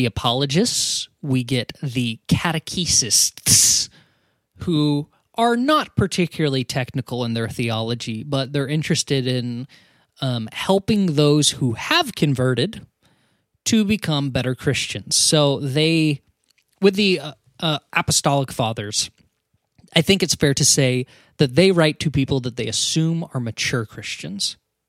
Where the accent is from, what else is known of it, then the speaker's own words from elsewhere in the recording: United States; I'm not sorry. Because I'm American.